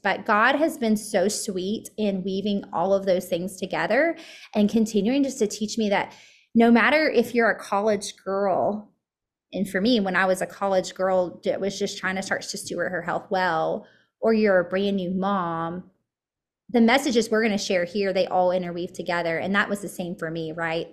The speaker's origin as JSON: {"language": "English", "town": "Murfreesboro", "region": "Tennessee", "country": "United States", "tie": "born or raised there", "said": "I grew up here in middle Tennessee. I grew, uh, we're, I'm actually from Murfreesboro"}